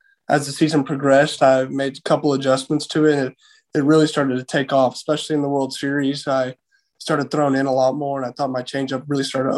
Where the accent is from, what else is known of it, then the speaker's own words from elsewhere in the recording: Houston, Texas, United States; I'm from the Houston area.